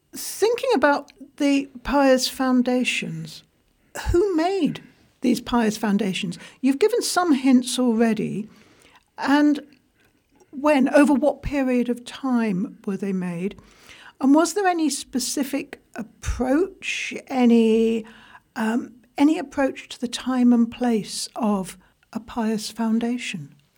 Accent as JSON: {"language": "English", "region": "England", "country": "United Kingdom", "said": "I'm English."}